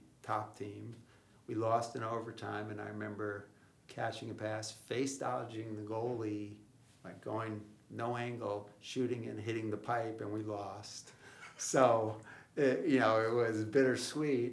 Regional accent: Huntington Station, New York, United States; moved away as an adult; also born or lived in Potsdam, New York / Wisconsin; now in Houston, United States; I grew up on Long Island in Huntington Station.

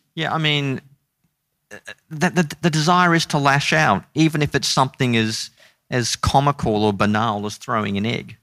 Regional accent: Brisbane, Queensland, Australia; I grew up in Brisbane in a, uh, non-Christian home

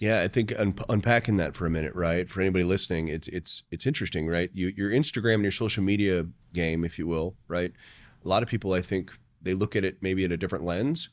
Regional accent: Tucson, Arizona, United States; now in Chicago, United States; I'm from Tucson

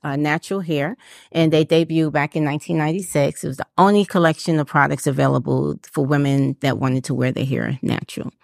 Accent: New York City, New York, United States; moved away as an adult; now in Atlanta, United States; I'm from New York City, and we were doing natural here in New York City.

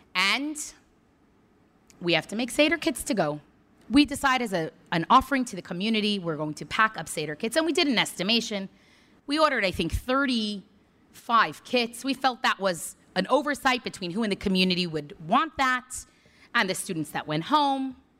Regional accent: New York City, New York, United States; now in College Station, United States; Born and raised in Crown Heights, Brooklyn

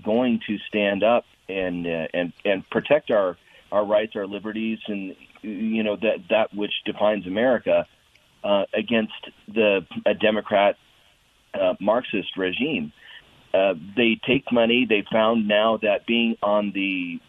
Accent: Arizona, United States; also born or lived in Colorado; now in El Paso County, Colorado, United States; I'm not a lifelong Coloradan. I'm born and raised in Arizona

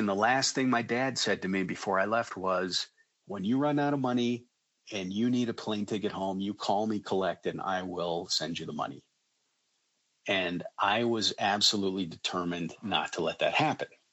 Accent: Colorado, United States; I live in a suburb of Denver. I was born and raised in Colorado

